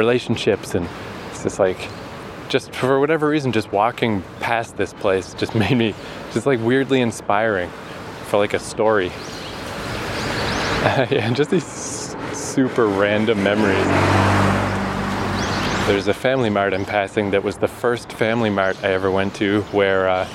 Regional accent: Fredericton, New Brunswick, Canada; moved away as an adult; now in Tokyo, Japan; there's a university in my hometown, the University of New Brunswick

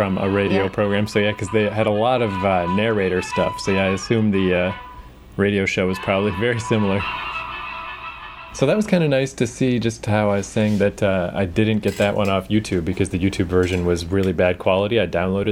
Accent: Canada; In case people can't tell from our charming accents, we're Canadian.

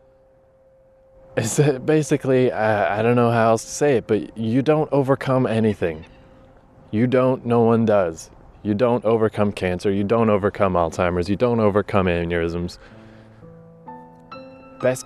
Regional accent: Fredericton, New Brunswick, Canada; the Harvest Jazz and Blues Festival that happens every year in my hometown

